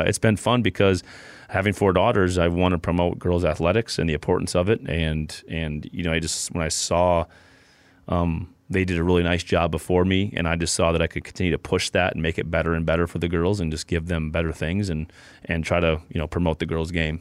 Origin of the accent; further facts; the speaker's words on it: South Dakota, United States; I'm from South Dakota.